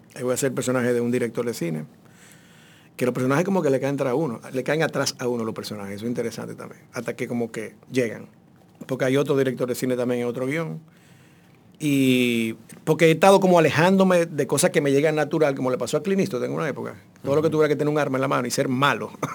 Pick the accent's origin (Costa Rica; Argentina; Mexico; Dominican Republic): Dominican Republic; Santo Domingo, Distrito Nacional; yo me crié en Ciudad Nueva y vivía frente al mar